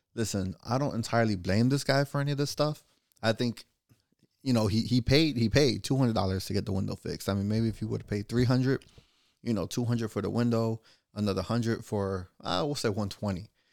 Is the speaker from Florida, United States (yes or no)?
yes; Florida, United States; I'm from Florida